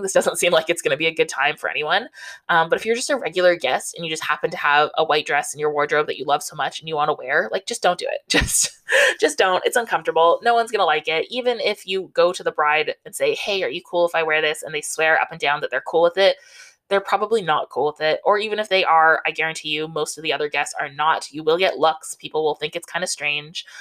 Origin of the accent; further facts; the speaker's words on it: Southern Ontario, Canada; I grew up in Southern Ontario